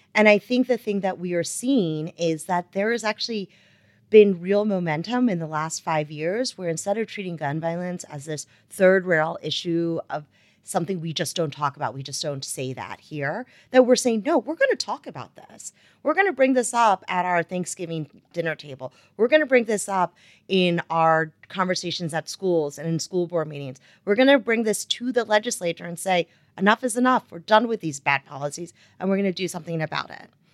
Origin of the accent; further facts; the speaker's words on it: Wilmington, Delaware, United States; moved away as an adult; also born or lived in North Carolina; I am originally from Wilmington, Delaware